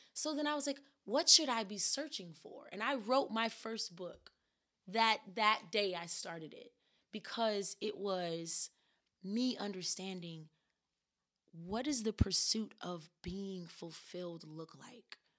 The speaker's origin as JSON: {"language": "English", "region": "the South", "country": "United States", "tie": "born or raised there", "said": "growing up in the South"}